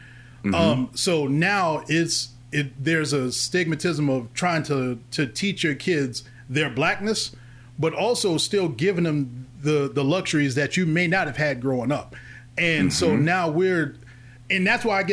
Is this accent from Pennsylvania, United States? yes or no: no; Forest Park, Ohio, United States; also born or lived in Louisville, Kentucky; we're all from Forest Park. It's a technically a suburb. Town, town or in Cincinnati, right.